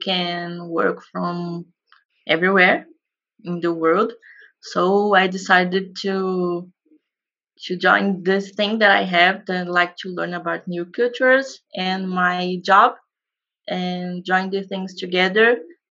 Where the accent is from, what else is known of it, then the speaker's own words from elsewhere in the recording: Brazil; I am from Brazil